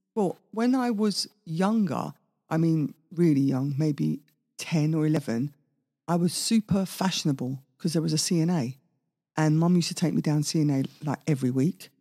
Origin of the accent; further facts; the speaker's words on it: Italy; moved away; also born or lived in Maida Vale, London, United Kingdom; I was brought up in Italy, all white people